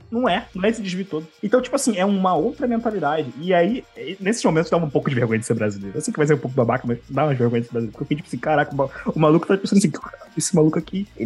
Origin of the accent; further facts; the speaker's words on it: Brazil; Eu, ah, sou, sou brasileiro e tal.